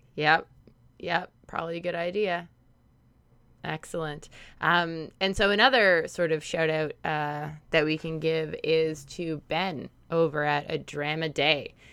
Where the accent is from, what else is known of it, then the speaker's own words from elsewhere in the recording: Canada; we're Canadian